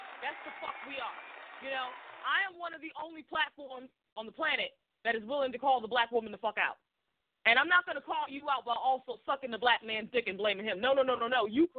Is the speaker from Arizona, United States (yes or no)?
no; Boston, Massachusetts, United States; I grew up in Jamaica Plains, which is like a hop, skip, and a jump away from Roxbury.